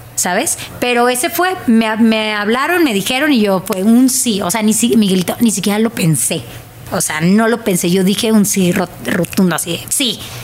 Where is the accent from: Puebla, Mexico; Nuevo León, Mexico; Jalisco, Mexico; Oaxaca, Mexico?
Nuevo León, Mexico; Monterrey; accent: regio; moved away as an adult; now in Mexico City, Mexico; Soy regia